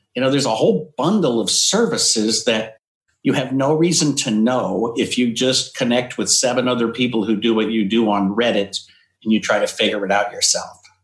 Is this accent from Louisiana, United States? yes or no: no; Yakima, Washington, United States; also born or lived in North Dakota; now in California, United States; I was born in North Dakota, but moved, I think I was three, we moved to Washington State. So I was okay. raised in, in Eastern Washington in a town called Yakima